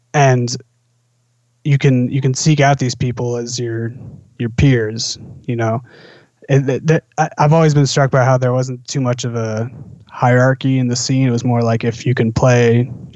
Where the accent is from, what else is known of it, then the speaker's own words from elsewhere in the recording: Seattle, Washington, United States; moved away as an adult; also born or lived in Boston; now in New York City, United States; Originally, I'm from Seattle, and I got into jazz in high school through my high school big band at Roosevelt High School